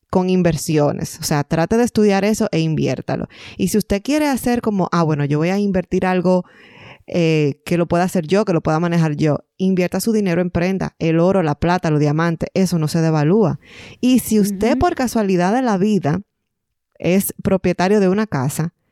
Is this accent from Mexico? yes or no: no; Dominican Republic; now in Ontario, Canada